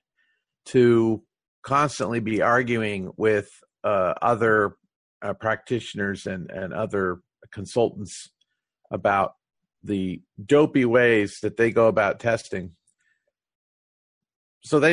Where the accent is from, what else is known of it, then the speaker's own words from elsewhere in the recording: United States; first language English; I'm an American and I approach the testing industry from an American perspective